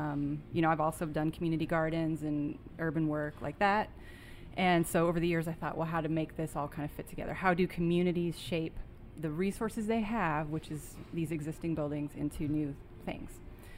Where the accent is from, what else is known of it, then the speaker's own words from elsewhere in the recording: California, United States; and then where I grew up in Southern California, not quite my bag.